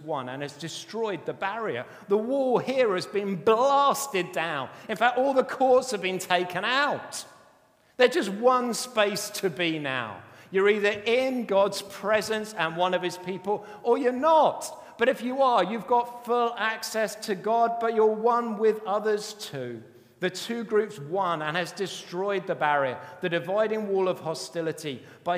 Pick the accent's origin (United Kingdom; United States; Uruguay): United Kingdom; we're very British